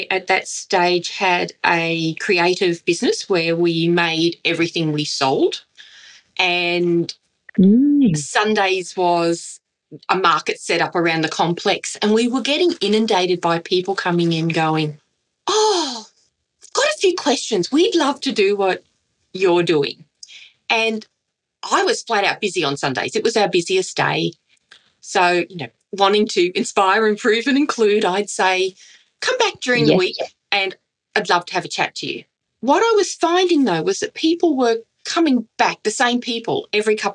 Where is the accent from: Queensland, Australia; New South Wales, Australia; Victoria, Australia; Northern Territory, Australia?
Queensland, Australia; Redcliffe; I was raised in Redcliffe in Queensland